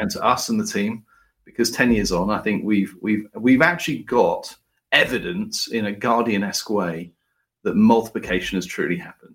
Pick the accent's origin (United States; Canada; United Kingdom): United Kingdom; as a Brit